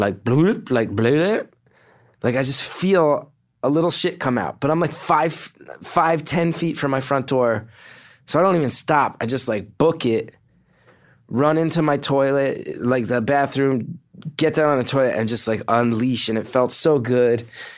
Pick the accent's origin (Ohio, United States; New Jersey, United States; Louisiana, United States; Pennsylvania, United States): New Jersey, United States; West Orange; also born or lived in Montclair, New Jersey; I grew up in West Orange